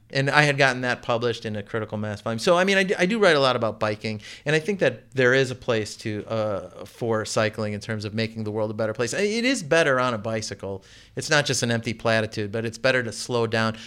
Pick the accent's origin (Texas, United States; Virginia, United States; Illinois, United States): Illinois, United States; Chicago; also born or lived in Baltimore; now in Oregon, Illinois, United States; I grew up in the suburbs of Chicago. I was born in Chicago and I lived in Baltimore.